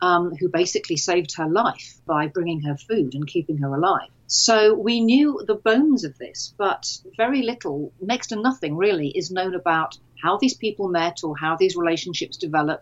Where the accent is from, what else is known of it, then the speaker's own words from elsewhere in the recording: Jersey; moved away; growing up in Jersey